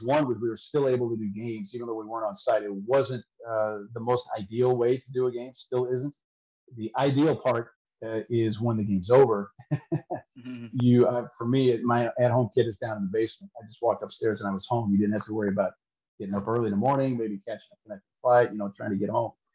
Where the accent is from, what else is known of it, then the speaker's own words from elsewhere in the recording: St. Louis, Missouri, United States; I grew up in St. Louis when Dan Kelly was there